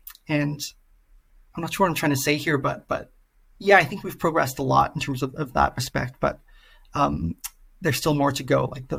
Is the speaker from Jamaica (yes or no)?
no; Singapore; I'm originally from Singapore